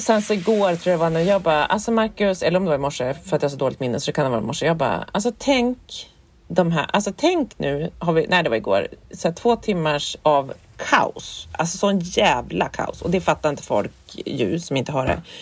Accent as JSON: {"language": "Swedish", "town": "Härnösand", "region": "Västernorrland County", "country": "Sweden", "moved": "yes", "said": "för vi var uppe i Härnösand där jag kommer ifrån."}